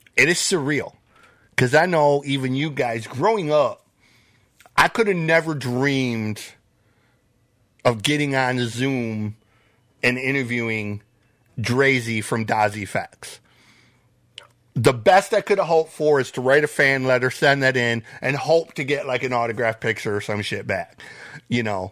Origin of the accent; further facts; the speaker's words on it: Flint, Michigan, United States; I grew up in Flint myself. I grew up just outside of Flint